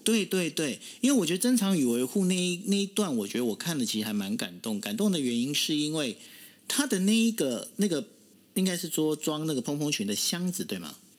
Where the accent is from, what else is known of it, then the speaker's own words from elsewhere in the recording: Taiwan; 我们台湾人，尤其是台南人用心的程度可以到这种地步